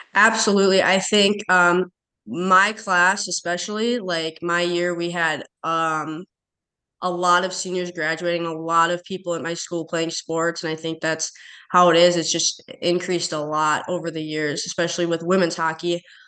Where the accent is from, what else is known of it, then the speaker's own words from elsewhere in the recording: Chisago City, Minnesota, United States; growing up in Chisago, it's it's a really small town